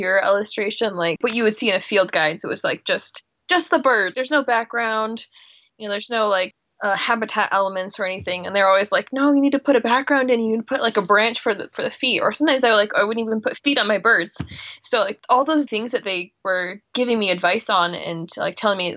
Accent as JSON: {"language": "English", "town": "Pinewood Springs", "region": "Colorado", "country": "United States", "said": "I am from a little town in Colorado called Pinewood Springs"}